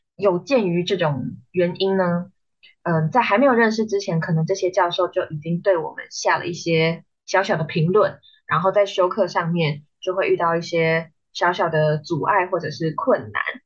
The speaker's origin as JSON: {"language": "Chinese", "region": "New Taipei", "country": "Taiwan", "moved": "as an adult", "lives_now": "Hsinchu, Taiwan", "said": "因为我是新北人，然后我来新竹读书"}